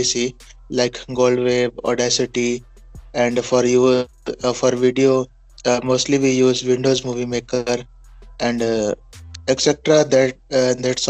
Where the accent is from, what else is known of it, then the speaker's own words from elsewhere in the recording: Punjab, India; I'm from Punjab, India.